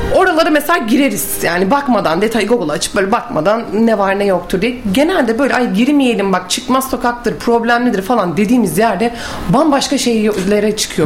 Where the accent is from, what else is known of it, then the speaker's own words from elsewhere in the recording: Bursa, Turkey; also born or lived in Mudanya; Bursalıyım. Mudanya'da ikametgah ediyoruz.